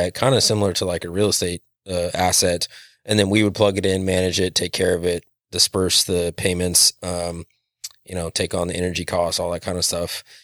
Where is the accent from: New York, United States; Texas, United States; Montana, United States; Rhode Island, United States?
Montana, United States; Western; now in Hermiston, United States; I spent most of my life growing up in Western Montana